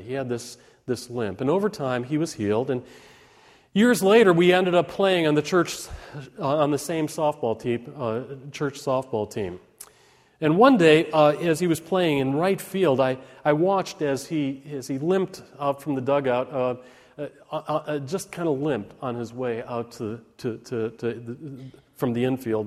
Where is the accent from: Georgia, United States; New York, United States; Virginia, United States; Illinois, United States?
Illinois, United States; Park Ridge; When I was a kid growing up in Park Ridge, Illinois